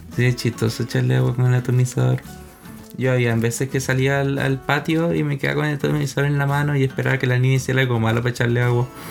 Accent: Costa Rica; moved away; yo soy costarricense, entonces venimos de una cultura gastronómica también muy distinta

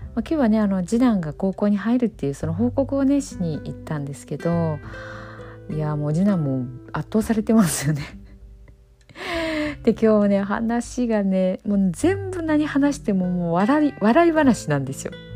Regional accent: Okayama, Japan; accent: Okayama-ben; 私も今岡山弁で喋ってるんですけども

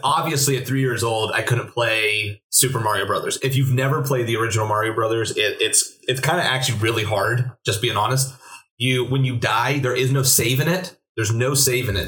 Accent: Williamsport, Pennsylvania, United States; I'm from Williamsport area

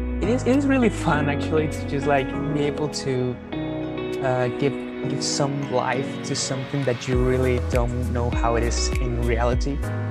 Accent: Mexico; I mean, I am from Mexico, like just very far away from where you live.

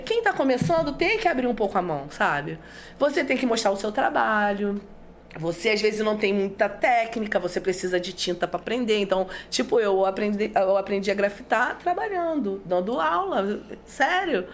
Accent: São Gonçalo, Rio de Janeiro, Brazil; meu bairro, que eu sou nascida, né? Eu nasci em Alcântara

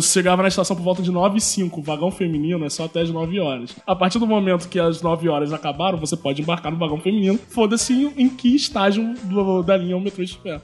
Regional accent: Rio de Janeiro, Brazil; Eu sou do Macaco. Eu sou do Lins

